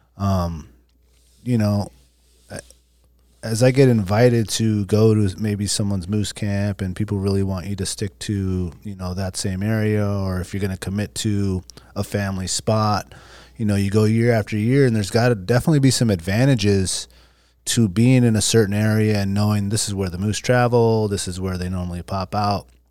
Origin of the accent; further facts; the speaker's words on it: Alaska, United States; growing up in Alaska